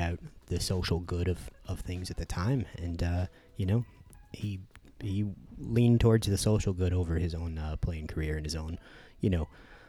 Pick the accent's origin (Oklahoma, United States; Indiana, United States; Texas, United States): Indiana, United States; moved away; also born or lived in Eugene, Oregon; growing up in Indiana near Purdue